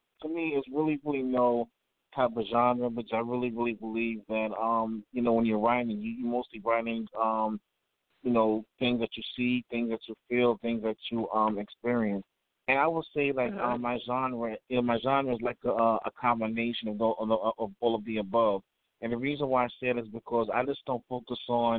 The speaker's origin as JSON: {"language": "English", "town": "New York City", "region": "New York", "country": "United States", "tie": "born or raised there", "moved": "yes", "lives_now": "Valdosta, United States", "said": "I was born in New York City, but I reside here in Valdosta, Georgia."}